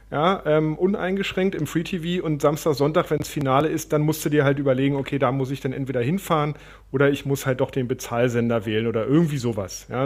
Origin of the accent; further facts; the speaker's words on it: Berlin, Germany; born there; Also ich bin in Westberlin geboren worden